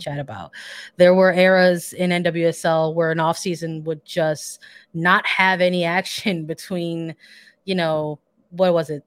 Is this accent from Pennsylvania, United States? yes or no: no; Chicago, Illinois, United States; I'm from Chicago